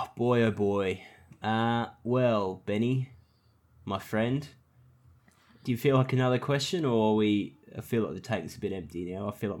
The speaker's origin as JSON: {"language": "English", "town": "Townsville", "region": "Queensland", "country": "Australia", "tie": "born or raised there", "said": "So the house that I grew up in Townsville, it wasn't a two-story house, but it was up off the ground."}